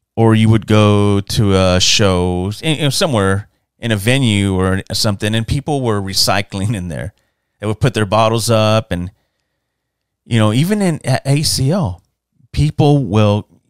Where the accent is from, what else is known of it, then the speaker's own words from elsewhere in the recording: San Antonio, Texas, United States; my hometown, San Antonio, Texas, where I was born and raised